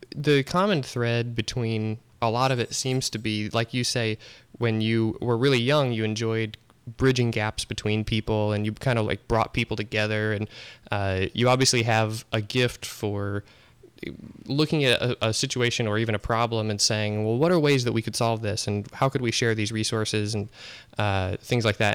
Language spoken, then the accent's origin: English; Omaha, Nebraska, United States; moved away as an adult; also born or lived in Kansas City; now in Springfield, United States; I grew up in Omaha, Nebraska, and lived there for twenty-four years